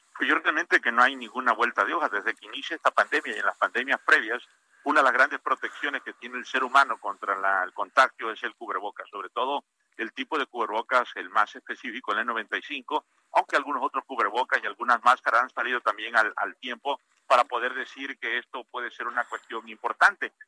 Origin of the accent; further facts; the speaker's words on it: Parrilla, Tabasco, Mexico; Tabasco, a mi pueblo de Parrilla